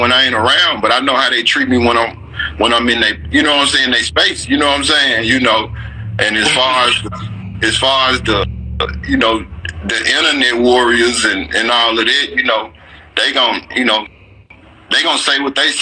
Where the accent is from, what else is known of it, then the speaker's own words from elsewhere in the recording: Memphis, Tennessee, United States; growing up in Orange Mound